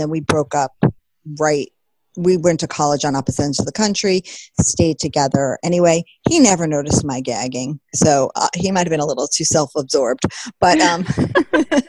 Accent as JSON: {"language": "English", "area": "Long Island", "region": "New York", "country": "United States", "moved": "yes", "lives_now": "New England, United States", "said": "I'm from Long Island"}